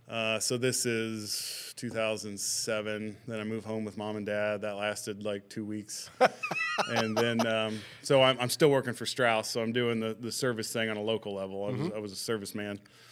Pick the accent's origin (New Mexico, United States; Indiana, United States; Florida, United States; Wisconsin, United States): Indiana, United States; North Manchester; also born or lived in Vincennes, Indiana / Central Pennsylvania; Manchester. North Manchester, born and raised. I left for a while. I did a couple year stint at Vincennes University. I worked for Strauss in Pennsylvania for about 9 months